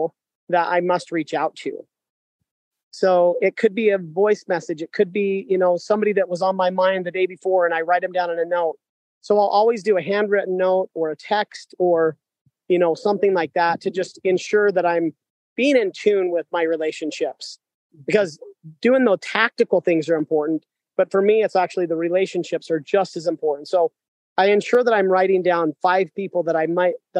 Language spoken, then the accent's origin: English; Sugar City, Idaho, United States; I am just an amazing man from Idaho. I grew up in Sugar City, Idaho